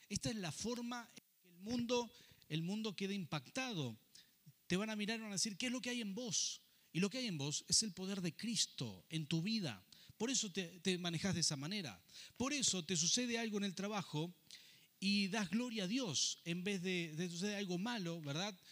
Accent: Rafaela, Santa Fe, Argentina; also born or lived in Buenos Aires; now in Mendoza, Argentina; Yo he vivido muchas pruebas cuando llegué a vivir a Buenos Aires y salí de Rafaela para ir a, vivir allí y comencé un pastorado a los 24 años

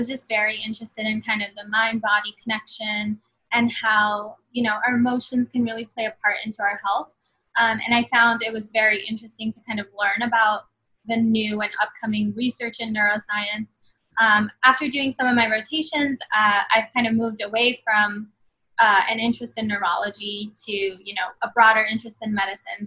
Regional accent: New York City, New York, United States; also born or lived in Bangladesh; I grew up in Queens and basically never left

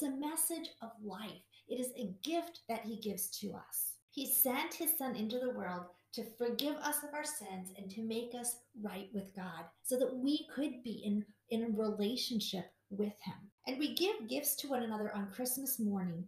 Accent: Milwaukee, Wisconsin, United States; I grew up in Milwaukee

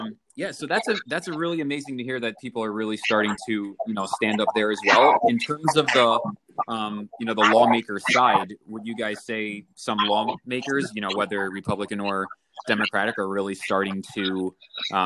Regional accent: Selden, Suffolk County, New York, United States; moved away; I actually was born and raised in Selma, New York in Suffolk County

